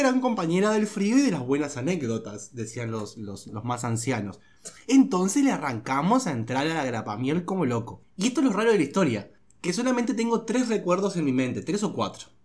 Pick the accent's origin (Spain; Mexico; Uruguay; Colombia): Uruguay; Juan Lacaze, Colonia; also born or lived in Rivera; soy de Juan Lacase, departamento de Colonia.